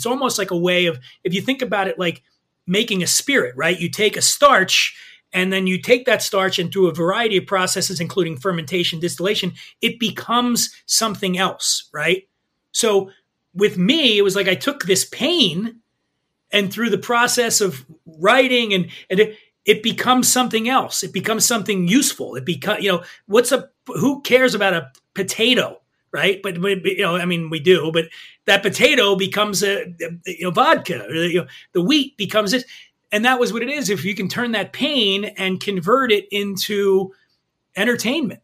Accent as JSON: {"language": "English", "town": "Philadelphia", "region": "Pennsylvania", "country": "United States", "tie": "born or raised there", "also_born_or_lived": "Aspen, Colorado", "moved": "yes", "said": "I grew up poor in Philly"}